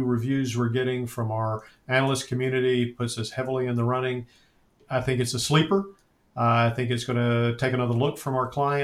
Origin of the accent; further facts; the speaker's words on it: Winston-Salem, North Carolina, United States; Krispy Kreme was invented in my hometown, which is Salem, North Carolina.